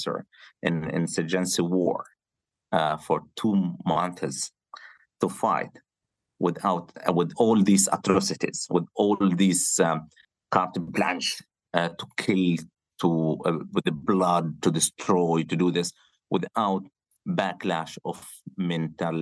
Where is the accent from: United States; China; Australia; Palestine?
Palestine; Gaza City, Gaza Strip; moved away; We are from the Gaza City, my family from Shija'iya area, which has been destroyed